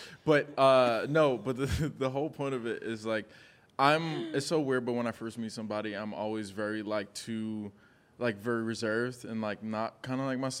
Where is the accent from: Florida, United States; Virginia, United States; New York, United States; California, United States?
New York, United States; New York City; also born or lived in Bronx, New York; now in Los Angeles, United States; I'm born and raised in New York, Queens to be specific. Born in the Bronx, raised in Queens.